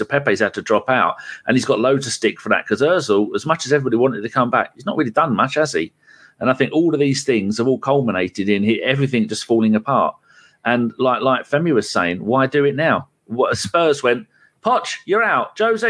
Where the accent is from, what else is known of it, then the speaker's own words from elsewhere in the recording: England, United Kingdom; we, as the English public, we expect everybody in the entire planet to speak English.